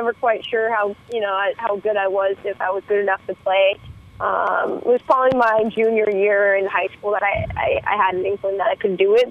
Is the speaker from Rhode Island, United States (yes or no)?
no; San Francisco, California, United States; it's right next to my hometown. I'm from San Francisco